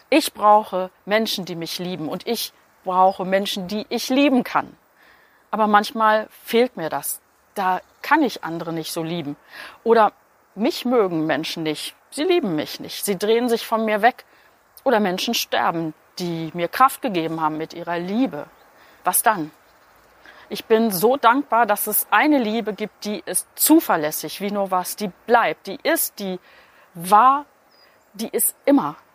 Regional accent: Berlin, Germany; Das kommt daher, weil ich vor kurzem in Berlin war. Ich habe meiner Freundin Bärbel meine Heimatstadt gezeigt.

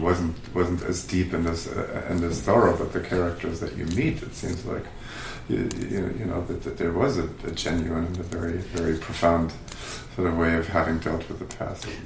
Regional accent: Germany; growing up in Germany

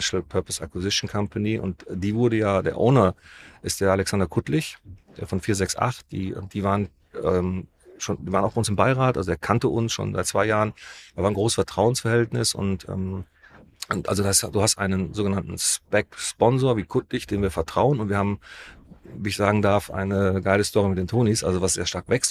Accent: Düsseldorf, North Rhine-Westphalia, Germany; Wir kommen aus Düsseldorf

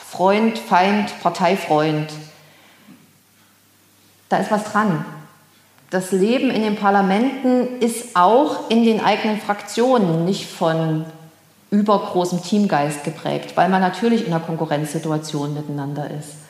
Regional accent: Erfurt, Thuringia, Germany; Ich stamme aus Erfurt, lebte 1990 in Erfurt, erlebte hier die Wende

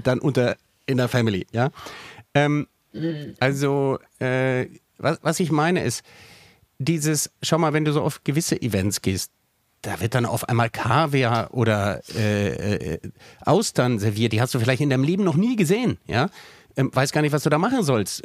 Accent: Bonn, North Rhine-Westphalia, Germany; ich bin dann in Bonn am Rhein aufgewachsen.

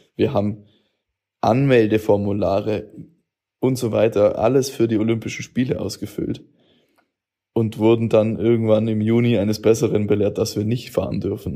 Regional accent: Augsburg, Bavaria, Germany; Ich bin aus Hochzoll

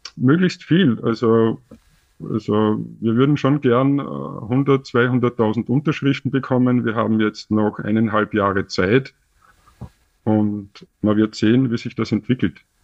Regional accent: Austria; als Österreicher in Österreich

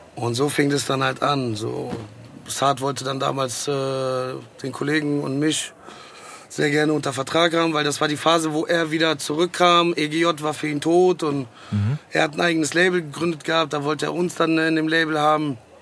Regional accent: Dietzenbach, Hesse, Germany; mit 13, 13 oder 14 gab es bei uns in Dietzenbach in der Schule

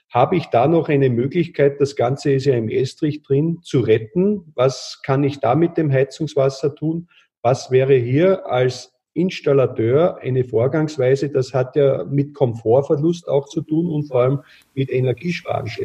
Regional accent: Austria; gerade bei uns in Österreich, aber ich glaube teilweise auch noch bei euch in Deutschland

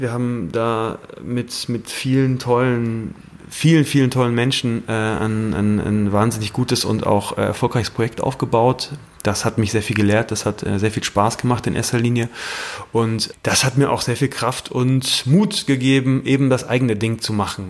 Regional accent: Germany; ich komme aus der Eifel, ähm, äh, wunderschöne Gegend, äh, sehr stark bewaldete Gegend

